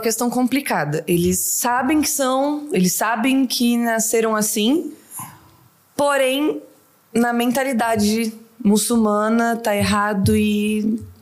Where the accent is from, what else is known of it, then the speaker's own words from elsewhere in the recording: Itanabi, São Paulo, Brazil; moved away as an adult; also born or lived in São José do Rio Preto; now in Doha, Qatar; Eu sou de Itanabi.